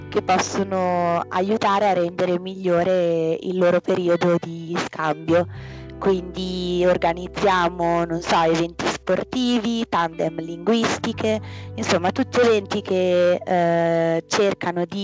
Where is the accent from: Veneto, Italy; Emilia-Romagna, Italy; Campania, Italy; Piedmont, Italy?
Piedmont, Italy; Vercelli; moved away as an adult; ufficialmente vengo da Vercelli che è una piccola provincia del Piemonte, ma inizio università mi sono trasferita a Milano